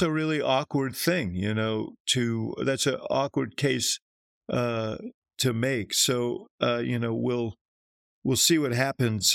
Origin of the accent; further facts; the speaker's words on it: Chicago, Illinois, United States; I'm from Chicago